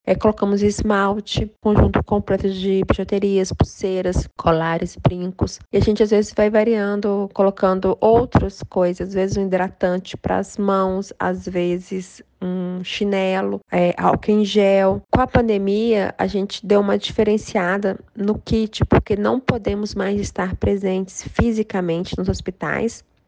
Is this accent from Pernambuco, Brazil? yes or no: no; João Monlevade, Minas Gerais, Brazil; also born or lived in Belo Horizonte; João Molevade, que é minha cidade natal